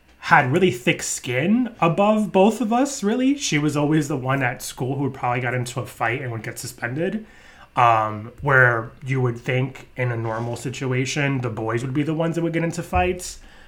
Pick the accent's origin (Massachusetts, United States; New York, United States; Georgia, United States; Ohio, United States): New York, United States; growing up in New York